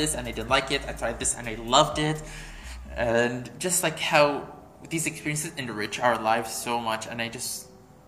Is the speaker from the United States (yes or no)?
no; Bahrain; I'm from Bahrain